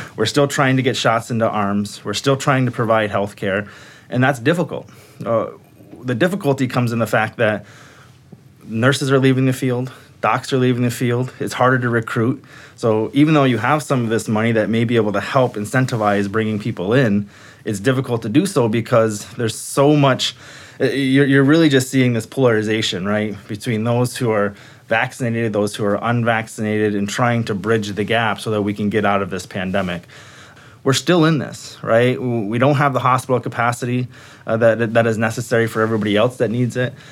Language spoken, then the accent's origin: English; Sault Ste. Marie, Michigan, United States; moved away as an adult; now in Minnesota, United States; I come from Sault Ste. Marie, Michigan